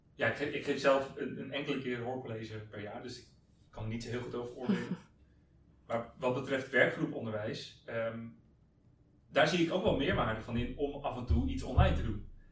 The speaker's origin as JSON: {"language": "Dutch", "town": "Hendrik-Ido-Ambacht", "region": "South Holland", "country": "Netherlands", "tie": "born or raised there", "also_born_or_lived": "Zwijndrecht", "moved": "as an adult", "lives_now": "Amsterdam, Netherlands", "said": "ik kom oorspronkelijk uit Hendrik Ambacht"}